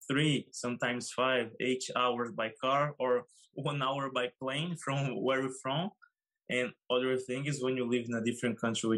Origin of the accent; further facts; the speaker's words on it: Brazil; English is a second language; moved away as an adult; also born or lived in United States; now in Lithuania; I'm from Brazil.